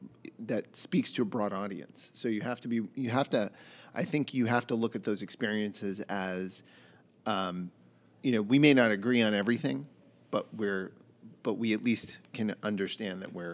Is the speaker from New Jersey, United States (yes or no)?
no; Boston, Massachusetts, United States; I grew up in Boston